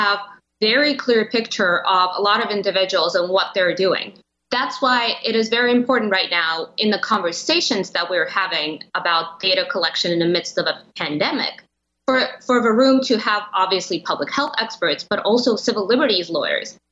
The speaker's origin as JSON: {"language": "English", "country": "Russia", "tie": "born or raised there", "also_born_or_lived": "Europe", "moved": "yes", "lives_now": "United States", "said": "And I was born and I grew up in Russia, and I've lived around Europe for a while."}